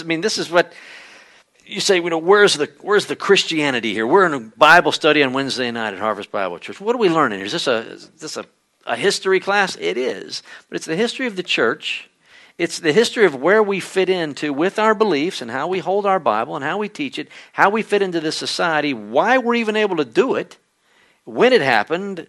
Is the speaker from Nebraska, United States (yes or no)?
no; Conroe, Texas, United States; the church where I grew up in Conroe